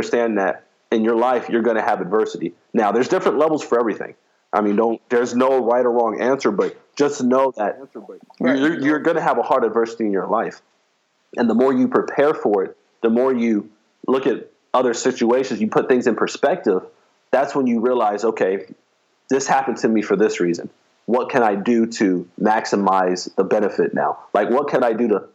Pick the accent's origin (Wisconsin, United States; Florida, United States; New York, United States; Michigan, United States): Florida, United States; Miami; I grew up in Miami, Florida, which is a big city, but it's a fast city